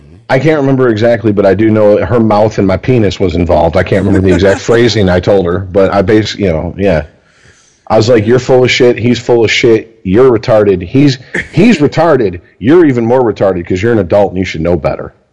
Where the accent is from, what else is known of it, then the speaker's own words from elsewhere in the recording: Deltona, Florida, United States; also born or lived in Michigan; I went back to Florida. So obviously, I went to middle school